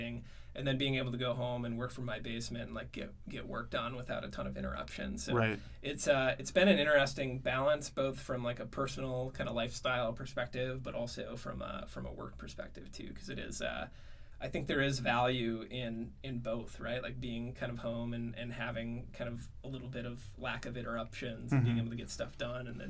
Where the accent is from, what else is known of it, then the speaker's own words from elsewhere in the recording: Norway, Michigan, United States; also born or lived in San Francisco; I'm from Norway, Michigan. I grew up in the Upper Peninsula.